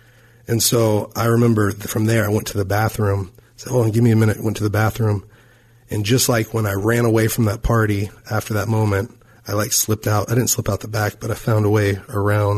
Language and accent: English; Fort Worth, Texas, United States; moved away; my hometown in Fort Worth, Texas